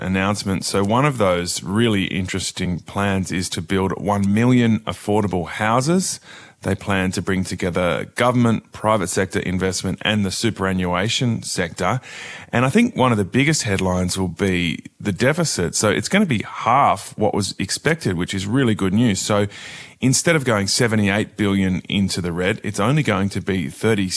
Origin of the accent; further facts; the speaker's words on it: near Mudgee, New South Wales Central West, Australia; That's right near my hometown.